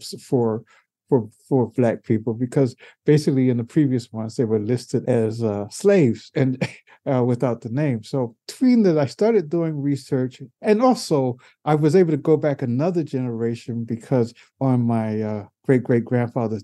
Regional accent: Baltimore, Maryland, United States; I was born in Baltimore.

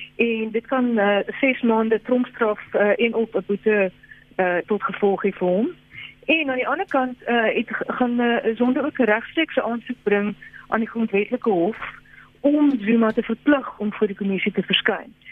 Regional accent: South Africa; ons as Suid-Afrikaners

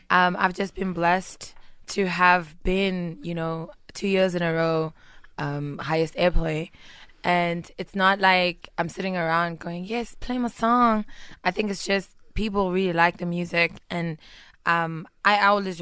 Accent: Pretoria, Gauteng, South Africa; also born or lived in Tembisa; I'm from Pretoria West.

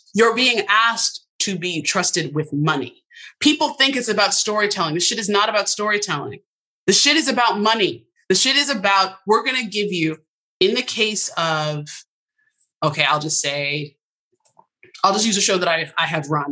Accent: Westport, Connecticut, United States; I'm from Westport, Connecticut

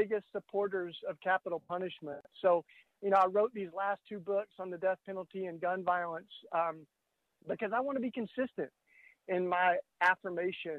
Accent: Tennessee, United States; I grew up in Tennessee

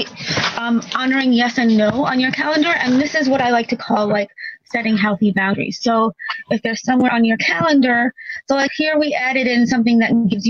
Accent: New York, United States; I'm from New York

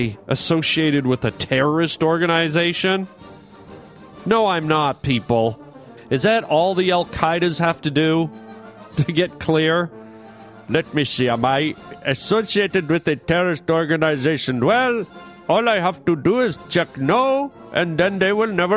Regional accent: Canada; accent: Canadian; now in United States; I am a Canadian boy by birth

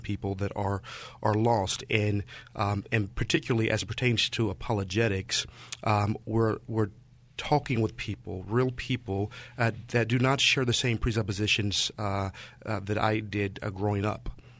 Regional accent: St. Louis, Missouri, United States; moved away as an adult; now in San Francisco Bay Area, United States; was born and raised in Saint Louis

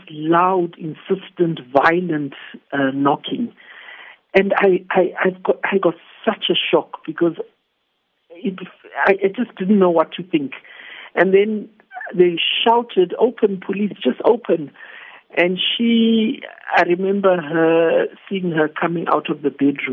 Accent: Zimbabwe; moved away as an adult; now in South Africa; I come from Zimbabwe

